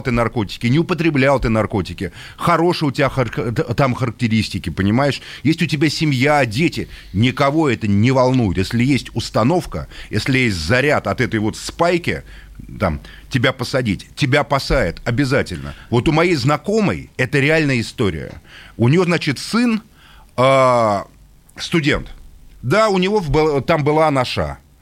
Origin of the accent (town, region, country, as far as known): Russia